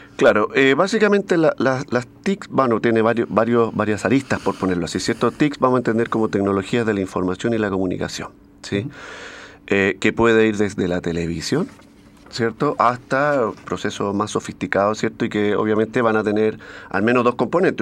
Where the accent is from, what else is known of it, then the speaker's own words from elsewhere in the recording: Valparaíso, Chile; uno como es porteño